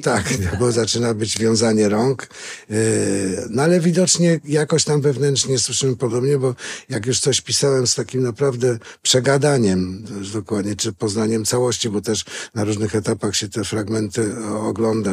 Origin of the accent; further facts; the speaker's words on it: Greater Poland, Poland; jestem też trochę wielkopolanin. Wchodziłem tam do czterech ogólniaków, skończyłem tam studia